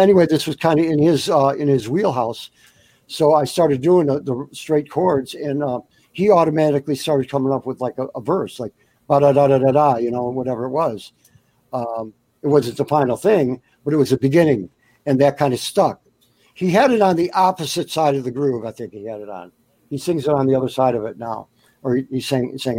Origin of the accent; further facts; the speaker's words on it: Detroit, Michigan, United States; also born or lived in Buffalo, New York / Florida; I grew up in Motown when I was 11 years old. I moved into Detroit. I was born in Buffalo, New York. I moved to Detroit when I was about 9 or 10.